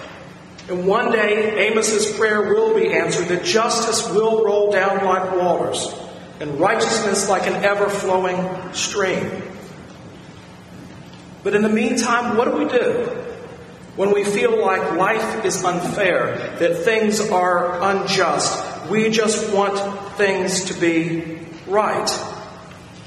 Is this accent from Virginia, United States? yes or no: yes; Virginia, United States; moved away as an adult; my hometown for dinner one night in Virginia